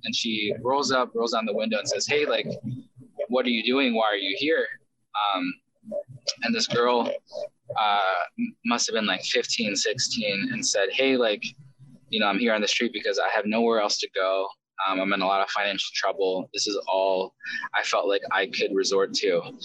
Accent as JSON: {"language": "English", "country": "United States", "tie": "born or raised there", "also_born_or_lived": "South Korea", "said": "I grew up here in America starting at the age of five"}